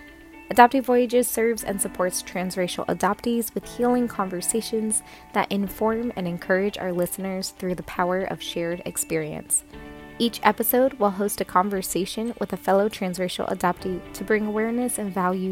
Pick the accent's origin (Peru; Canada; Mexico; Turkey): Peru; She is a young Peruvian adoptee, which is really cool because I'm also from Peru.